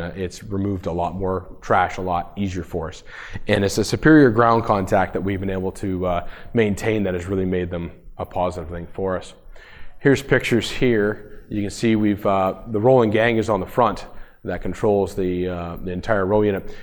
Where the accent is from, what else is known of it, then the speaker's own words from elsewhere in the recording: Woodville, Ontario, Canada; I am from Woodville, Ontario, Canada, so we're about an hour north of Toronto.